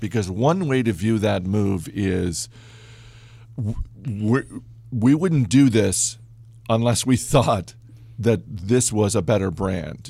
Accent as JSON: {"language": "English", "region": "Maine", "country": "United States", "tie": "born or raised there", "said": "a company in my home state. It was Dexter Shoe"}